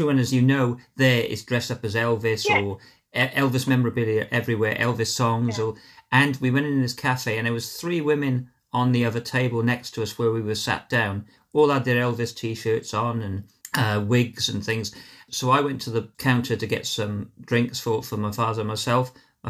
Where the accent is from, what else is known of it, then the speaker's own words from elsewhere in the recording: Wales, United Kingdom; I am Welsh